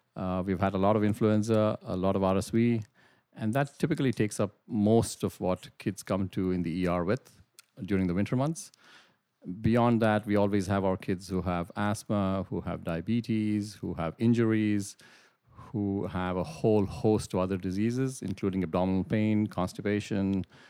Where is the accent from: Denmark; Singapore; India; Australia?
India; moved away as an adult; also born or lived in Middle East / United Kingdom; now in Brantford, Canada; I'm originally from India, did my medical school training in India